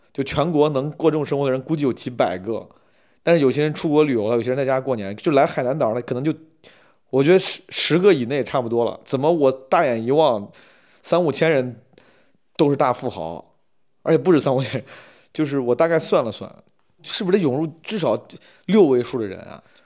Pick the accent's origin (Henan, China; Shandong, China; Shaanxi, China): Henan, China; accent: Henan dialect; 我跟我爸就只用方言交流，只用河南话交流